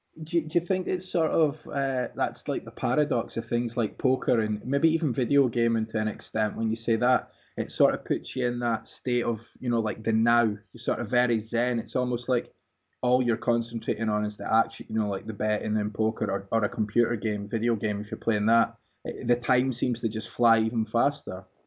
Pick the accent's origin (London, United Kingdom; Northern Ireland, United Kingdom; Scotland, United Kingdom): Scotland, United Kingdom; Dundee; my hometown Dundee